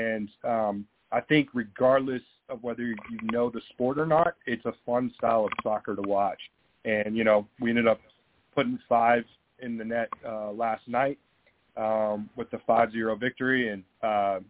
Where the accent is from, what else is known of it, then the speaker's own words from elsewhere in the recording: Dallas, Texas, United States; now in Lubbock, United States; I grew up in Dallas, and soccer is very accessible there